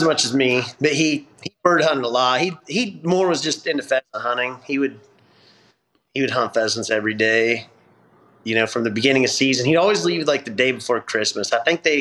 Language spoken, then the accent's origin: English; Northwest Kansas, United States; I grew up in Northwest Kansas.